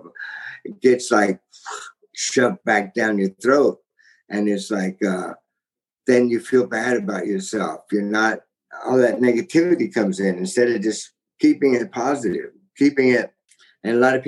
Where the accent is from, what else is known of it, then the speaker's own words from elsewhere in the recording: Texas, United States; I'm from Texas.